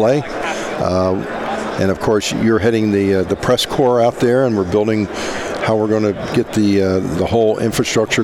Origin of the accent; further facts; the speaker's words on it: outside of Philadelphia, Pennsylvania, United States; moved away as an adult; also born or lived in West Virginia / Miami / Fort Lauderdale; I grew up outside of Philadelphia